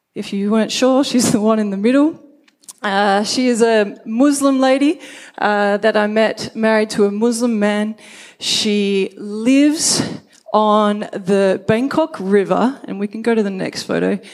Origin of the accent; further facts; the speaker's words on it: Brisbane, Queensland, Australia; I was born in Brisbane